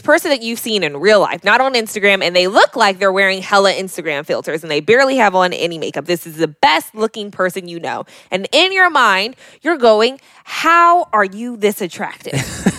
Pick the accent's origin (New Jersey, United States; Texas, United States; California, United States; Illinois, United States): California, United States; we're from California.